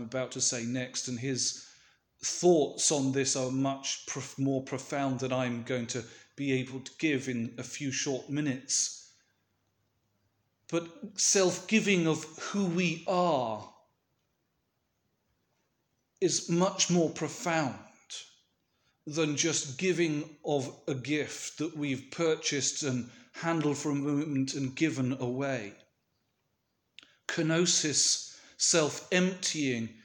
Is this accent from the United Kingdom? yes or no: yes; United Kingdom; a British Orthodox Christian